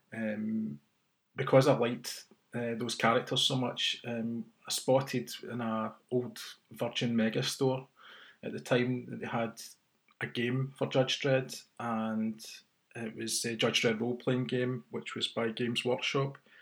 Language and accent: English; Glasgow, Scotland, United Kingdom; my hometown of Glasgow